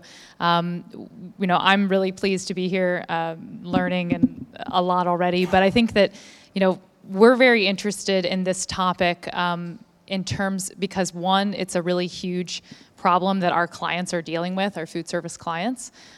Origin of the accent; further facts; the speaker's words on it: Melbourne, Victoria, Australia; I'm from Melbourne, yeah.